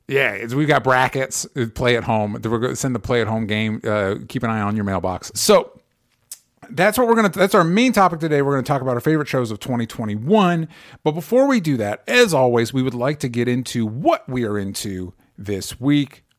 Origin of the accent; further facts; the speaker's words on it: the South, United States; growing up in the South